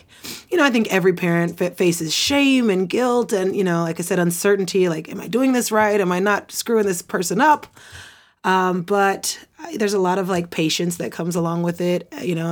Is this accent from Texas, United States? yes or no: no; Oklahoma City, Oklahoma, United States; I'm originally from Oklahoma City, Oklahoma